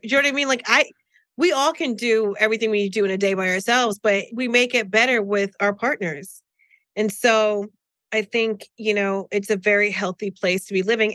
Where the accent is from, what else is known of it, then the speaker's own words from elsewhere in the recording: New Jersey, United States; I'm from Jersey